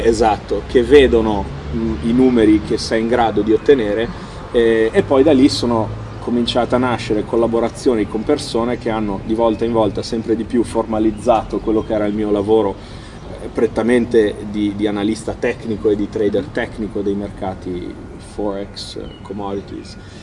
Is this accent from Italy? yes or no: no; United States; moved away; io sono nato e cresciuto in America, mio papà è americano